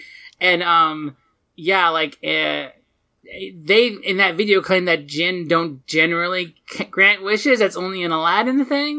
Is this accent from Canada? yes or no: yes; Canada; I appreciate as a Canadian.